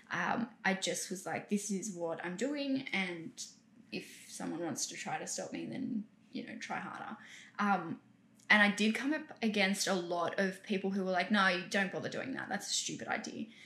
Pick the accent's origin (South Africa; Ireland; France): South Africa; South Africa.